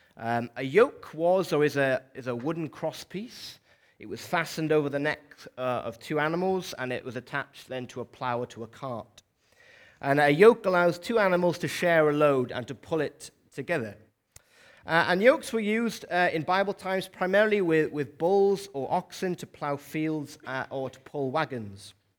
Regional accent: South Wales, United Kingdom; moved away as an adult; also born or lived in Dorset; now in Newcastle, United Kingdom; for most of my life, twenty-one years or so, I lived and grew up in, in South Wales

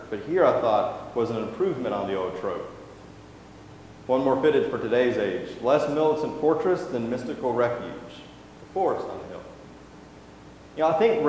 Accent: Alabama, United States; now in Mississippi, United States; I'm from Alabama, and I live in Mississippi now

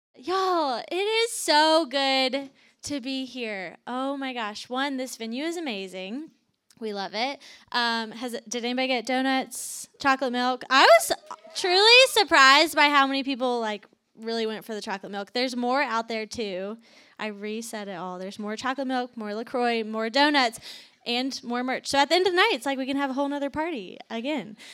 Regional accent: Virginia, United States; moved away as an adult; also born or lived in Atlanta, Georgia / Athens, Georgia; I am originally from Virginia, moved to Atlanta after college

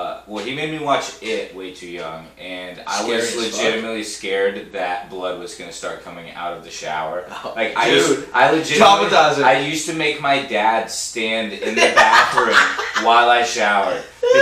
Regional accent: Philadelphia, Pennsylvania, United States; Oh, I'm the realist. I'm from Philadelphia.

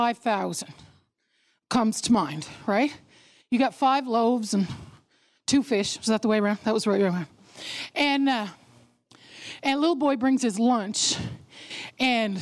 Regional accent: Newfoundland and Labrador, Canada; I was born in Newfoundland

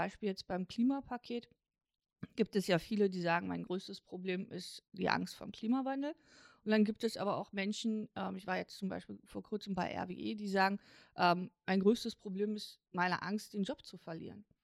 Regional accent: East Germany, Germany; ich bin als Ostdeutsche mit 13 Jahren in die Bundesrepublik gekommen. Ich musste dazu nicht umziehen, ich musste keine andere Sprache lernen.

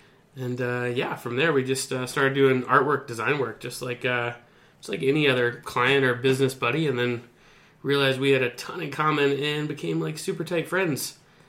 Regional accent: Flagler Beach, Florida, United States; moved away as an adult; now in Colorado, United States; You were in my hometown in Flagler Beach, Florida during the surf competition there.

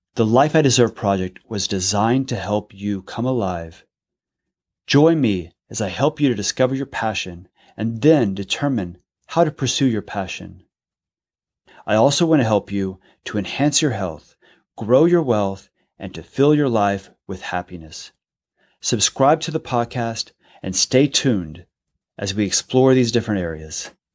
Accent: San Leon, Texas, United States; now in Los Angeles, United States; I grew up in San Leon, Texas, which is between Houston and Galveston

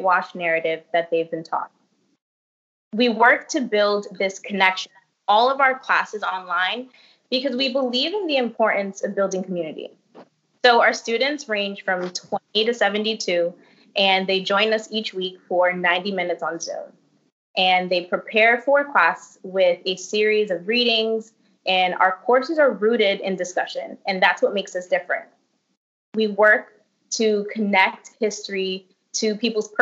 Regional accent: Brooklyn, New York, United States; Being born and raised in Brooklyn

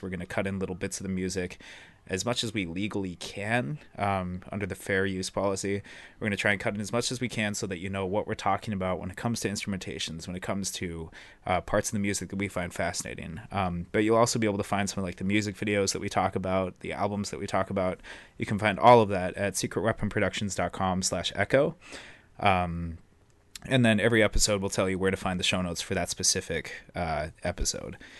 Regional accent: Billings, Montana, United States; also born or lived in Missoula, Montana; I'm also from Billings, Montana, same hometown as Riley

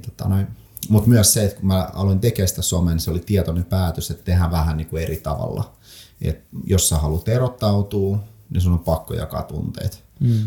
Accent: Lappeenranta, South Karelia, Finland; also born or lived in Saint Petersburg, Russia; ne synnyn Pietarissa, vanhemmat päätti, että he lähdetään metsästään parempaa elämää niin sanotusti lasten puolesta ja Neuvostoliitto hajosi silloin ja oli mahdollisuus muuttaa Suomeen. Muutettiin oikeastaan siis varmaan neljä, nelihenkinen perhe ja neljä matkalaukkuu tyyli. Hypättiin junaa ja Suomeen ja sitten siinä niinku ekat vuodet asuttiin ihan kaupungin tämmöisessä niinku maahanmuuttajien

